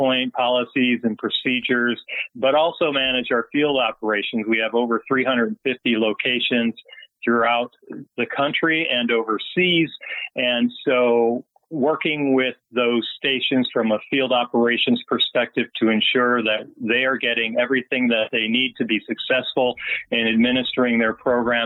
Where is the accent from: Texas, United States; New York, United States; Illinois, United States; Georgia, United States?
Illinois, United States; Chicago; moved away as an adult; also born or lived in Italy / San Diego; I became a Navy recruiter back to my hometown in Chicago, recruiting out of my own high school